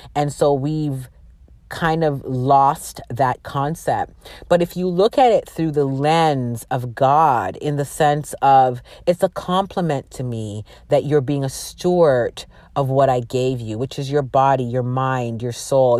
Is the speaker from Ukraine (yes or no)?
no; Canada; My parents are from Jamaica, and they migrated uh, to Canada, and that's where I was born